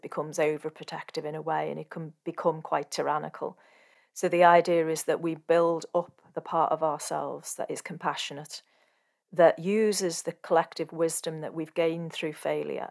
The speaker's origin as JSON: {"language": "English", "country": "Sri Lanka", "said": "from Sri Lanka"}